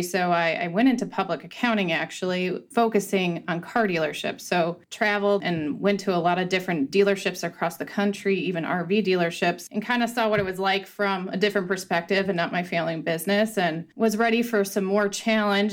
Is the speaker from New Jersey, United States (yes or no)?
no; Northwest Indiana, United States; I grew up in Northwest Indiana at our Ford store